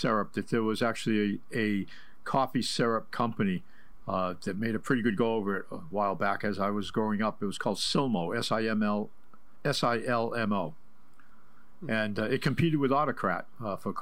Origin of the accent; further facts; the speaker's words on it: New Bedford, Massachusetts, United States; my growing up in New Bedford